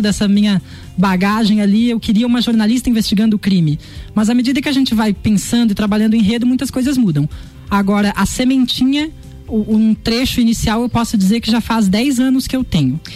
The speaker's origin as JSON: {"language": "Portuguese", "town": "Lages", "region": "Santa Catarina", "country": "Brazil", "tie": "born or raised there", "also_born_or_lived": "Florianópolis", "moved": "as an adult", "said": "nascido e criado aqui, amo de paixão essa cidade"}